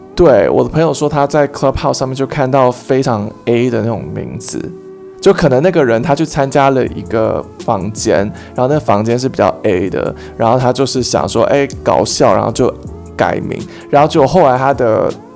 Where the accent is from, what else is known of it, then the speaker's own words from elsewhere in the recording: Taiwan; 我们身为台湾人